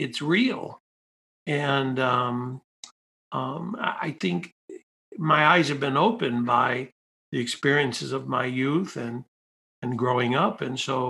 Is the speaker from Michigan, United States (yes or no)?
yes; Detroit, Michigan, United States; I grew up in Detroit, you know, in the inner city.